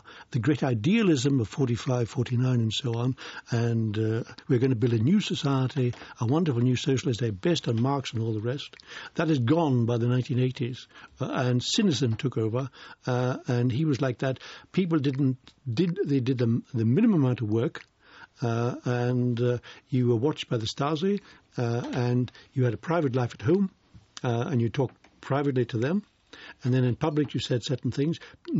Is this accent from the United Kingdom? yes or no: yes; United Kingdom; as a British citizen, you paid 20 marks to get in.